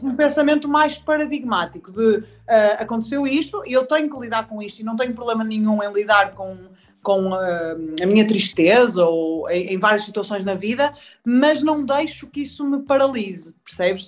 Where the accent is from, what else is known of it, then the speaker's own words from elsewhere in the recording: Porto, Norte, Portugal; sou do Porto. Sou do Porto.